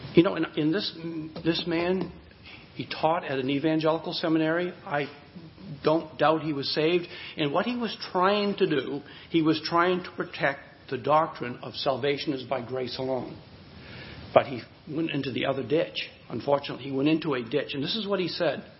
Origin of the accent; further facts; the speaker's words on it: Hudson, United States; the hometown where I grew up in Hudson